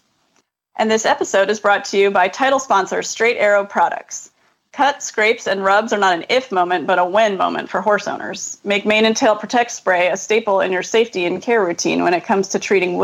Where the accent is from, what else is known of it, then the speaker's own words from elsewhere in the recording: California, United States; moved away as an adult; also born or lived in Lexington, Kentucky; I moved from Lexington, Kentucky back to my home state of California